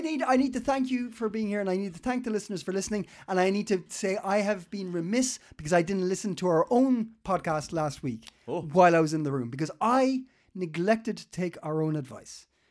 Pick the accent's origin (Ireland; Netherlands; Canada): Ireland; now in Denmark; I live here because I'm Irish and I've moved here